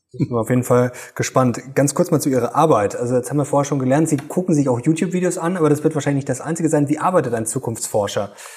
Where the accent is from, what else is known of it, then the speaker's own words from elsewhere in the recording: Germany; bei uns in Deutschland